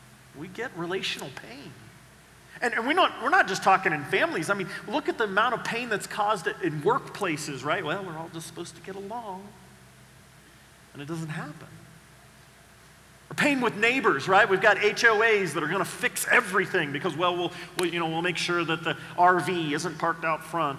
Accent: Oklahoma, United States; I grew up in Oklahoma with the Dust Bowl days

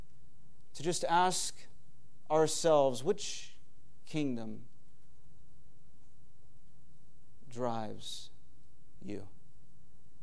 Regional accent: United States; we have as American people

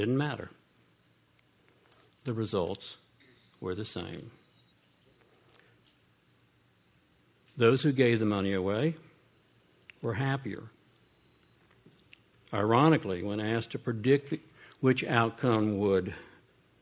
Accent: Columbus, Ohio, United States; I grew up poor in Columbus, Ohio

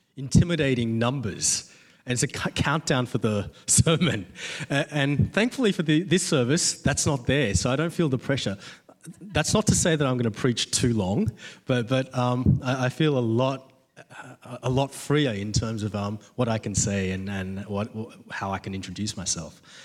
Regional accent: Australia; I'm an Aussie

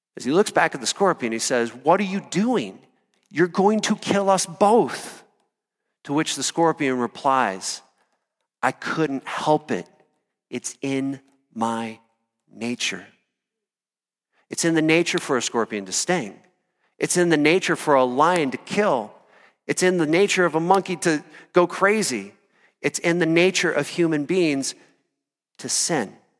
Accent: Iowa, United States; moved away as an adult; also born or lived in Colorado; I grew up in Iowa

